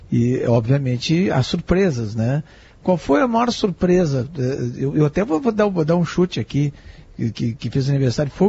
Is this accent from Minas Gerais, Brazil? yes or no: no; Alegrete, Rio Grande do Sul, Brazil; Me criei no Alegrete, eu lembro do, da entrada bloco lá de Uruguaiana, né?